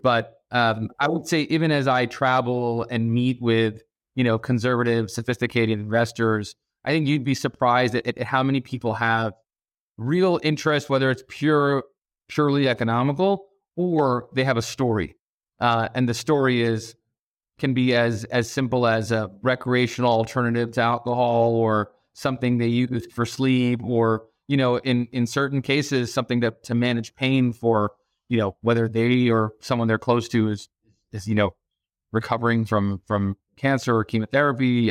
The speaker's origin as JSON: {"language": "English", "town": "Boston", "region": "Massachusetts", "country": "United States", "tie": "born or raised there", "also_born_or_lived": "Abu Dhabi, United Arab Emirates / New York / San Francisco / Hong Kong", "moved": "as an adult", "lives_now": "Los Angeles, United States", "said": "we moved to Boston when I was about six years old. Uh, and that's largely where I was raised through college"}